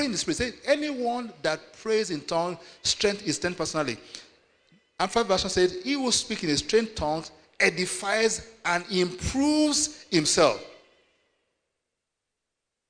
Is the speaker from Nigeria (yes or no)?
yes; Nigeria; I come from Nigeria